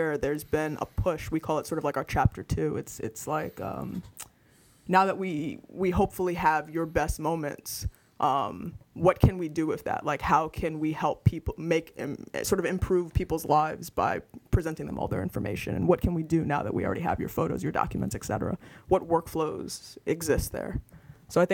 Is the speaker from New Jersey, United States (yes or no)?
yes; New Jersey, United States; moved away as an adult; now in San Francisco, United States; I'm from New Jersey. I've been in San Francisco now for 4.5 years, but I grew up and went to school on the East Coast